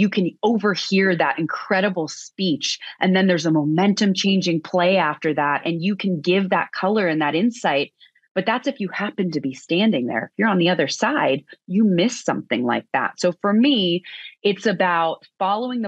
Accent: outside of San Francisco, California, United States; moved away as an adult; also born or lived in Boston; I grew up outside of San Francisco as a huge diehard Giants fan

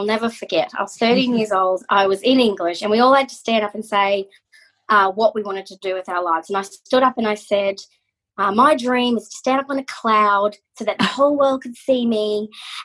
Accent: Mackay, Queensland, Australia; accent: Aussie; moved away as an adult; also born or lived in Brisbane, Australia; I was born in Mackay, and bred.

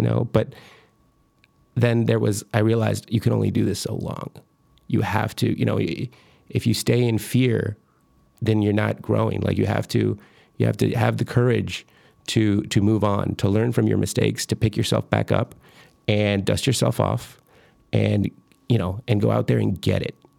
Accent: Michoacán, Mexico; moved away; I'm from Michoacan. I was born in Michoacan, Mexico

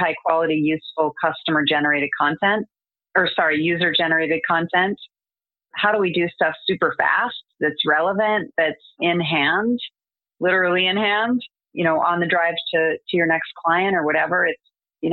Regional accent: United States; I'm American

